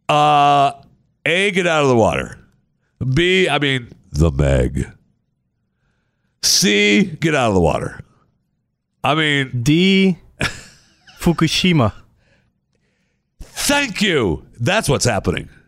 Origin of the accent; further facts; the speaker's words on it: Michigan, United States; No, I, I don't live in Michigan anymore.